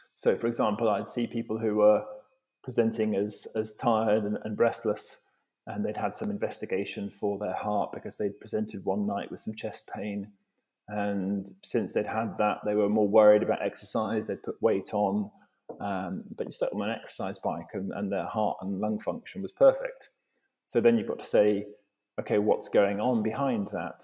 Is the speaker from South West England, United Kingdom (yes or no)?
yes; Devon, South West England, United Kingdom; I grew up in in Devon